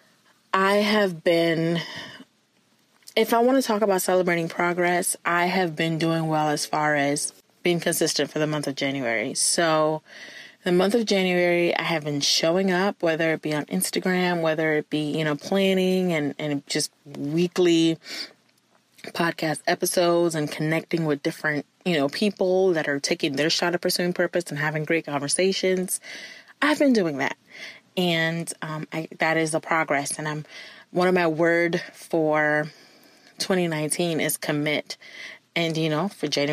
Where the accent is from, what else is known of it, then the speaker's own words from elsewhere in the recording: Nigeria; now in Ohio, United States; I'm Nigerian.